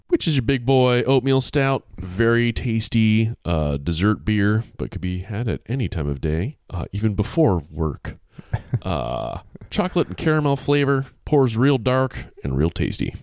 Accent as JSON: {"language": "English", "region": "Massachusetts", "country": "United States", "said": "my home state of Mass, Massachusetts"}